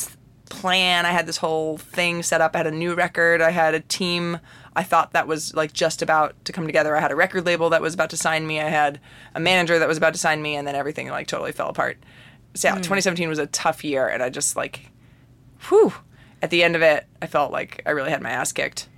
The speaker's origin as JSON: {"language": "English", "region": "New Jersey", "country": "United States", "tie": "born or raised there", "also_born_or_lived": "New York City", "moved": "as an adult", "lives_now": "Nashville, United States", "said": "I grew up in Jersey, and I live in Nashville. I've been in Nashville for 11 years"}